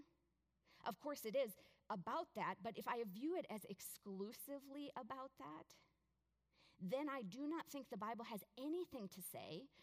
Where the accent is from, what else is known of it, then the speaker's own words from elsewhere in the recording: United States; as an American, I'm a citizen of the most powerful country